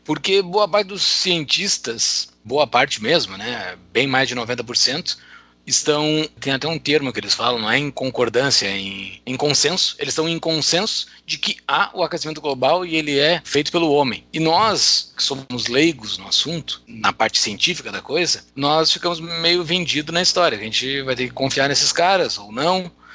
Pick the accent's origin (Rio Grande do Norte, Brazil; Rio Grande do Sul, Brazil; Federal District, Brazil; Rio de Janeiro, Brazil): Rio Grande do Sul, Brazil; interior of; Eu, na minha lembrança de infância, eu sou do interior do Rio Grande do Sul